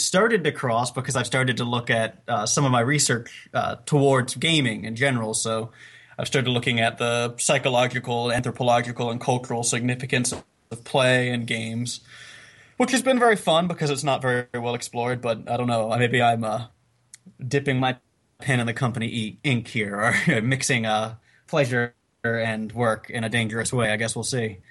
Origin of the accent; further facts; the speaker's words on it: South Carolina, United States; now in Staten Island, United States; I am from South Carolina. I just live in Staten Island.